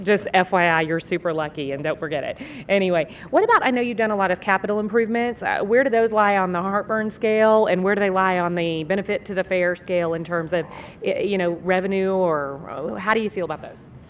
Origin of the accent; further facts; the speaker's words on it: Texas, United States; I'm from Texas